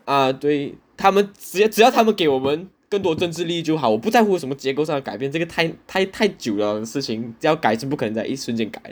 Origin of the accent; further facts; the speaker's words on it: Malaysia; 作为一个土生土长的马来西亚华人，吃饺子是一件非常陌生的事情。我可能在我十多岁才第一次吃饺子，然后告诉我说这是我的传统。对我来说，新年就是要吃饭